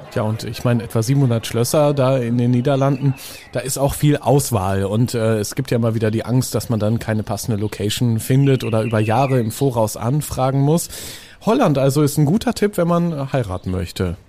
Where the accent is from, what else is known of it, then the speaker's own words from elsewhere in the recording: Northern Germany, Germany; Ich komme ja auch aus dem Norden, wie man vielleicht hört